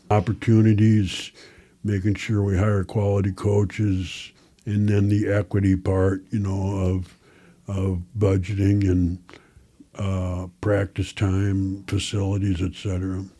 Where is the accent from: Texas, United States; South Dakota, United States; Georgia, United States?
South Dakota, United States; Chancellor; now in Sioux Falls, United States; From a little town southwest of here called Chancellor. I was the last class to graduate